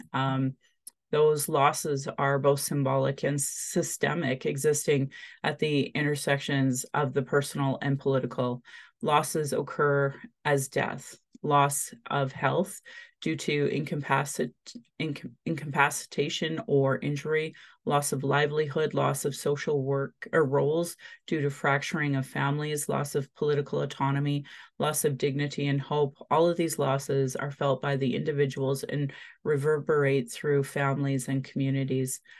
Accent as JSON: {"language": "English", "town": "Calgary", "region": "Alberta", "country": "Canada", "tie": "born or raised there", "said": "I was born in Calgary"}